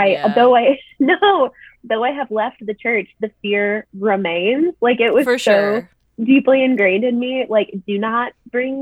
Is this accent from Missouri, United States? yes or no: yes; Springfield, Missouri, United States; moved away as an adult; now in Chicago, United States; a murder that famously happened in my hometown